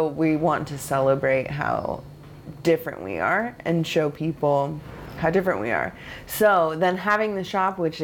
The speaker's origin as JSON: {"language": "English", "region": "Oregon", "country": "United States", "tie": "born or raised there", "moved": "yes", "lives_now": "New York, United States", "said": "I grew up in Oregon. I didn't grow up like on our res."}